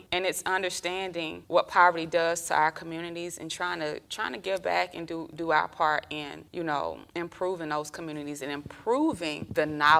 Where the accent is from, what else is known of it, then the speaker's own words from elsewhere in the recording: Columbus, Georgia, United States; moved away; also born or lived in Atlanta, Georgia; I'm from Georgia. I'm from Columbus, Georgia. We moved up to Atlanta in 1996.